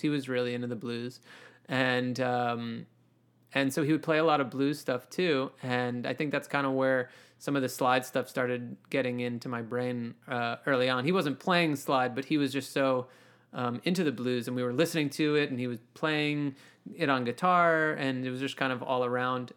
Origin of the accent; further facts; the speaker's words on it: Mount Kisco, New York, United States; also born or lived in Howard Beach, Queens, New York; I kinda spent my childhood growing up in Westchester in Mount Kisco, Chappaqua, Westchester, New York